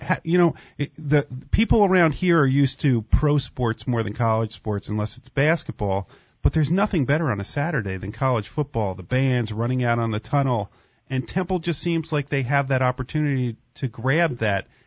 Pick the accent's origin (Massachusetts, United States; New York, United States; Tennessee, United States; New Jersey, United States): New Jersey, United States; I grew up in New Jersey